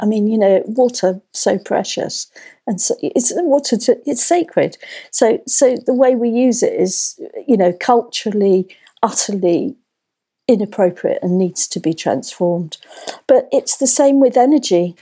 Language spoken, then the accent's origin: English; London, United Kingdom; moved away; I grew up in North London